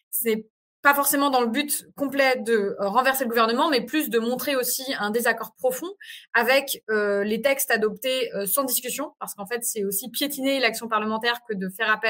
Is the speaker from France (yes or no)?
yes; France; c'est pour ça que ce genre de 49.3 nous impacte directement en tant que Français et Françaises de l'étranger.